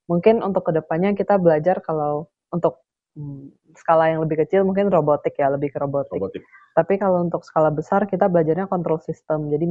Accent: Pontianak, West Kalimantan, Indonesia; bikin video yang untuk promosi Tugu Katulistiwa itu salah satu ikon di kota asal saya Kalimantan Barat, Pontianak.

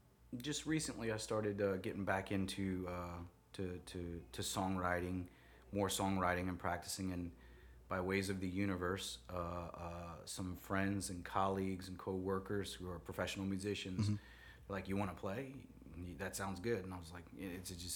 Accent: New Orleans, Louisiana, United States; I'm from New Orleans

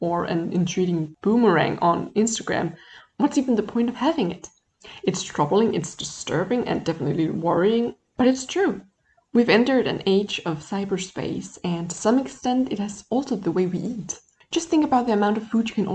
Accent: Denmark; I come from Denmark

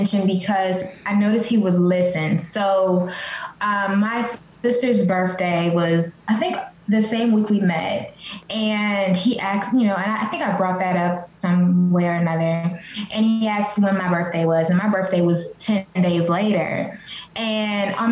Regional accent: Selma, Alabama, United States; now in Knoxville, United States; I was born in Selma, Alabama, which is a super small town

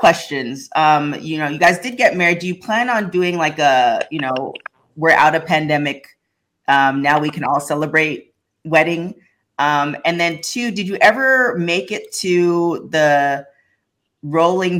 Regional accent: Toronto, Ontario, Canada; now in Los Angeles, United States; I'm from Toronto

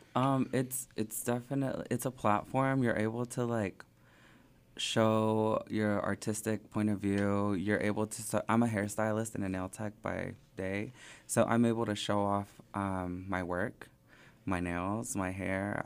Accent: Springdale, Arkansas, United States; also born or lived in Sylmar, California / southern California / Phoenix, Arizona; I grew up in Springdale from the third grade up to now.

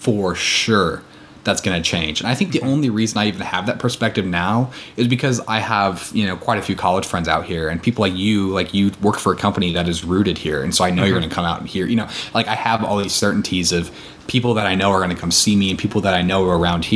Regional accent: Columbus, Nebraska, United States; moved away as an adult; now in Seattle, United States; growing up in Columbus

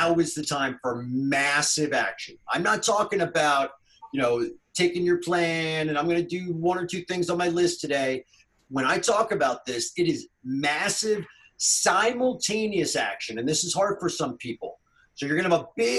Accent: Northeast, United States; now in North Carolina, United States; I grew up up there in the Northeast

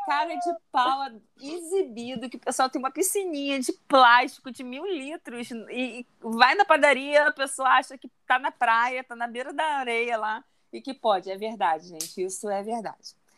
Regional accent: Rio de Janeiro, Brazil; moved away; also born or lived in Belém; Eu sou de Bangu.

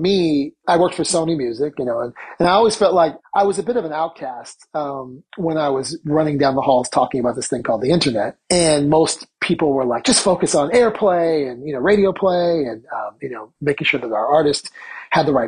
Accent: Palo Alto, California, United States; moved away as an adult; also born or lived in San Francisco Bay Area / New York City; I grew up in Palo Alto

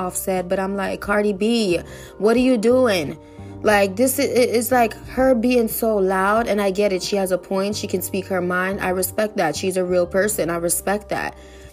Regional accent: New York, United States; I'm from New York too.

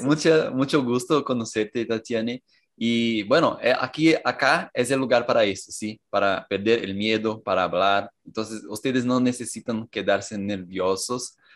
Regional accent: Cajamar, São Paulo, Brazil; Spanish is a second language; soy de São Paulo, Cajamar

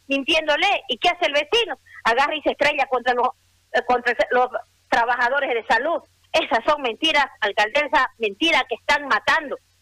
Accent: Santa Cruz, Bolivia; los cruceños y las cruceñas, porque soy también cruceña

